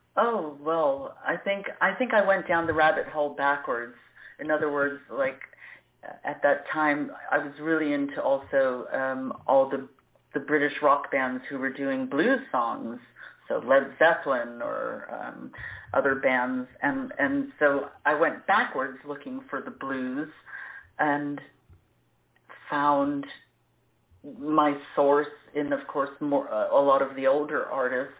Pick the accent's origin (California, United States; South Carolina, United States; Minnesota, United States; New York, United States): New York, United States; moved away as an adult; also born or lived in Florida; now in Zurich, Switzerland; I was born and raised in New York